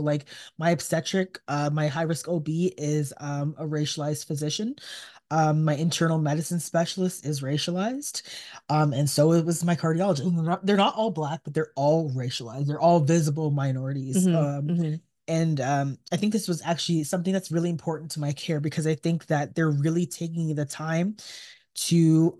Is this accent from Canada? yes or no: yes; Canada; I mean, as a Canadian, we watch U.S. news as well.